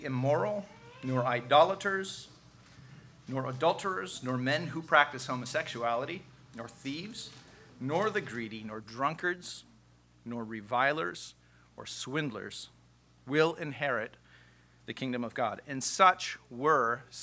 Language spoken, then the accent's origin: English; United States; Our identity as Americans